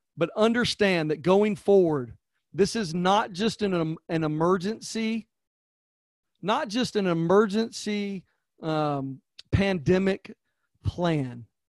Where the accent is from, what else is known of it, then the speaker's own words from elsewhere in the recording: Georgia, United States; I'm from Georgia